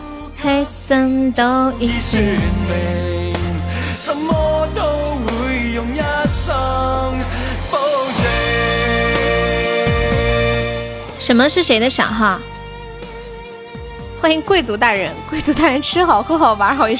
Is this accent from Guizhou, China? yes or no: no; Tianjin, China; 河南的哦，河南哪儿的呀？我我天津的。